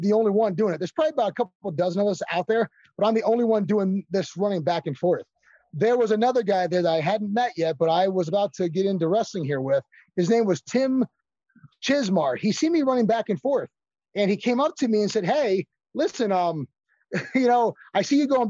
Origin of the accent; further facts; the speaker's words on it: Titusville, Pennsylvania, United States; my hometown of Titusville, Pennsylvania